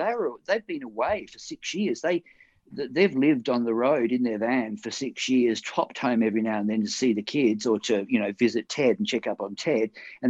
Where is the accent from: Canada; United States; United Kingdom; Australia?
Australia; Perth, Western Australia; moved away; I came over here from Perth in 79, a year after I'd been here. You know what I mean? The people from Perth in my past were in my past